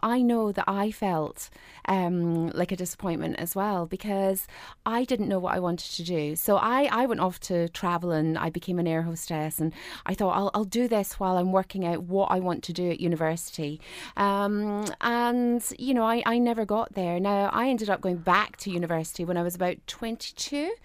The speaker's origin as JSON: {"language": "English", "country": "Ireland", "tie": "born or raised there", "moved": "as an adult", "lives_now": "Scotland, United Kingdom", "said": "I grew up in Southern Ireland. So I moved over here in less than a year"}